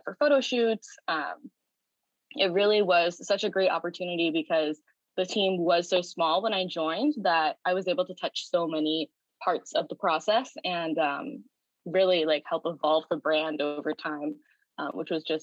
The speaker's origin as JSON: {"language": "English", "town": "St. Louis", "region": "Missouri", "country": "United States", "tie": "born or raised there", "moved": "as an adult", "lives_now": "California, United States", "said": "I grew up in St. Louis, Missouri, and didn't want to go very far away."}